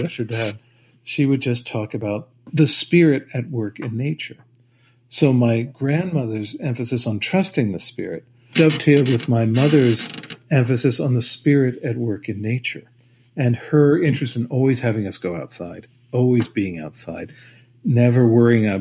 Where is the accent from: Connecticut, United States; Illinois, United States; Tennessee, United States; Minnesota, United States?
Connecticut, United States; Stamford; I grew up in Stamford, Connecticut